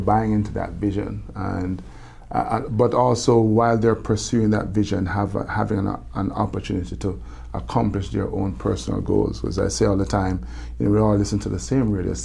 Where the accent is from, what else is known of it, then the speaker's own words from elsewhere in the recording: Jamaica; accent: Jamaican; moved away; I love my Jamaican accent